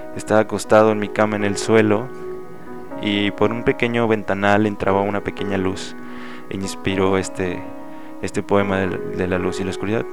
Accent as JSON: {"language": "Spanish", "town": "León", "region": "Guanajuato", "country": "Mexico", "tie": "born or raised there", "said": "Soy leonés, guanajuatense. He vivido aquí toda mi vida"}